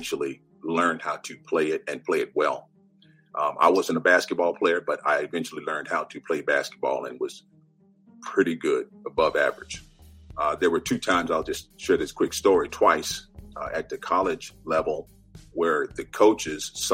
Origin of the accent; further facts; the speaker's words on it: Southern California, United States; moved away as an adult; also born or lived in Guthrie, Oklahoma; now in Washington, D.C., United States; I grew up in California, Southern California